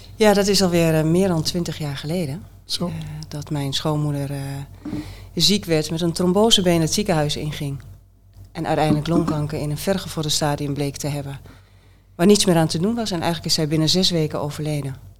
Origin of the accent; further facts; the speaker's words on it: Haaksbergen, Overijssel, Netherlands; accent: Twents; also born or lived in Enschede; niet in Borne. In, Enschede, opgegroeid in Haaksbergen